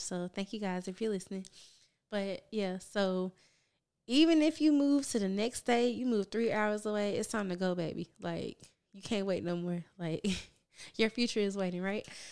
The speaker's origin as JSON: {"language": "English", "town": "Memphis", "region": "Tennessee", "country": "United States", "tie": "born or raised there", "moved": "as an adult", "lives_now": "Houston, United States", "said": "I am from Memphis, Tennessee, born and raised"}